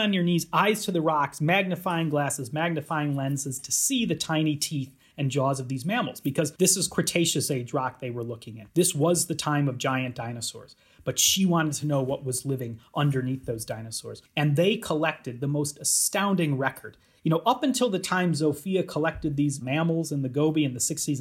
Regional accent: Chicago, Illinois, United States; moved away as an adult; now in Edinburgh, United Kingdom; I'm American. I grew up around Chicago, but I've been for about the past decade here at the University of Edinburgh in Scotland

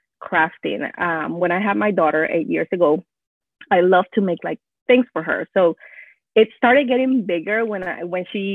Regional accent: northern Peru, Peru; first language Spanish; English is a second language; moved away as an adult; also born or lived in Houston area, Texas; now in Houston, United States; I was born and raised in Peru, but moved here a while ago when I was 18

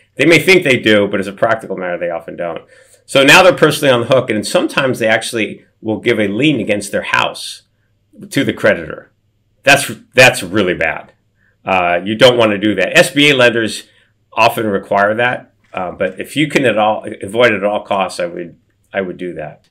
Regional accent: Beverly Hills, California, United States; I grew up in Beverly Hills, but, but below poverty.

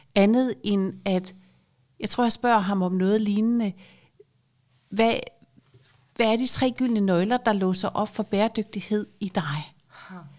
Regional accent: Aarhus, Central Denmark Region, Denmark; moved away as an adult; also born or lived in Zealand; er født og opvokset i Aarhus

